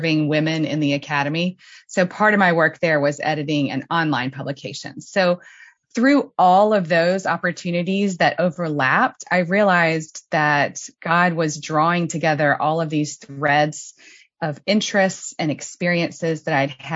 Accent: Mobile, Alabama, United States; moved away as an adult; also born or lived in North Carolina / Pennsylvania; now in Wheaton, United States; I am originally from Mobile, Alabama. I grew up there and spent my years there until I graduated from high school

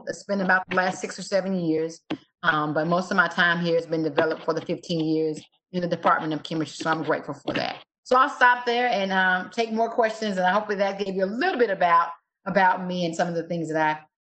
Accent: Columbus, Mississippi, United States; I'm the daughter of Henry and Linda Jones. I'm from Columbus, Mississippi.

